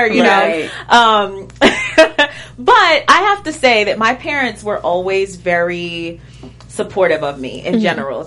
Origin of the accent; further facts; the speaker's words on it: Central Islip, New York, United States; also born or lived in Brooklyn, New York; I was born and raised in New York. I was born in Brooklyn. Grew up there a little bit, but mostly raised in Long Island.